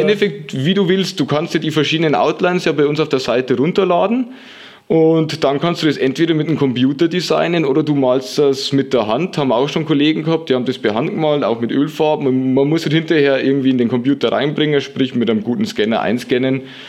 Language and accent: German; Lower Bavaria, Germany; moved away as an adult; now in Würzburg, Germany; aus meinem Heimatort in Niederbayern, aus Anstorf